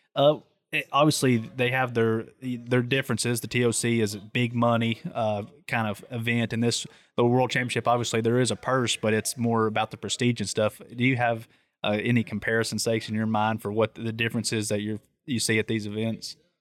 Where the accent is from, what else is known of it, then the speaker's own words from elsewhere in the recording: East Tennessee, United States; I'm from East Tennessee, so I know all about driving around mountains